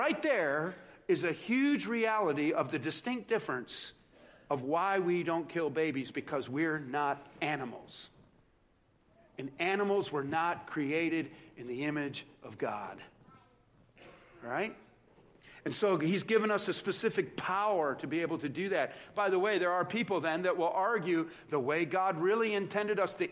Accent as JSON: {"language": "English", "town": "Joliet", "region": "Illinois", "country": "United States", "tie": "born or raised there", "said": "I grew up outside of Joliet, Illinois, in South Chicago"}